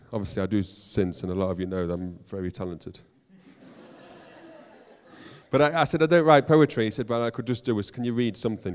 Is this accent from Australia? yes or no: no; Nottingham, East Midlands, United Kingdom; I grew up in Nottingham